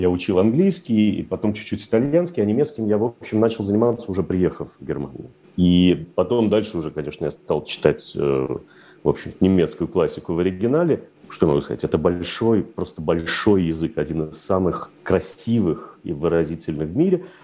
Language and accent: Russian; Moscow, Russia; потому что, когда мы росли в Москве, естественно, немецкий язык ассоциировался исключительно с фразой «Хендехох» и «Гитлер капут»